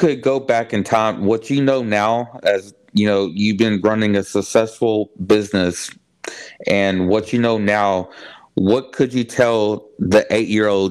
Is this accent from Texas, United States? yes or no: yes; Houston, Texas, United States; now in Bryan, United States; I'm from Houston. Mm-hmm. But I live in Bryan now